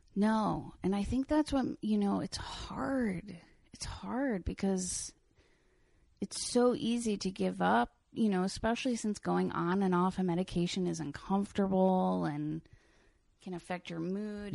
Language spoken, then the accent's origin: English; Lloyd Neck, New York, United States; also born or lived in Brooklyn; I grew up on the North Shore on the Long Island Sound